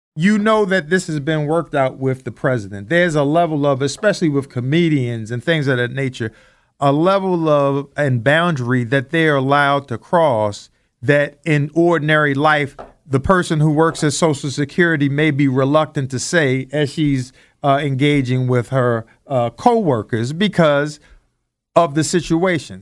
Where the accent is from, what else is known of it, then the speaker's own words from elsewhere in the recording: Baltimore, Maryland, United States; also born or lived in Randallstown, Maryland; growing up in Baltimore, Maryland in the 70s